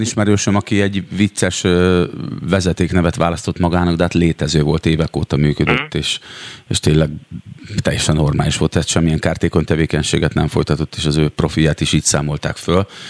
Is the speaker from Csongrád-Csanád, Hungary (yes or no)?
yes; Szeged, Csongrád-Csanád, Hungary; én magam is szegedi vagyok, és gyerekkoromban egyébként nagyon sokat jártunk kirándulni az ásotthalmi erdőkbe